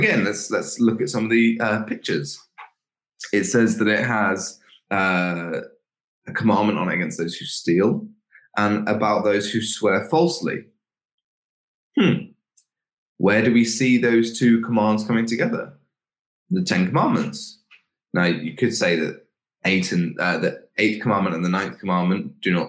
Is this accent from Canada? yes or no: no; England, United Kingdom; we as English people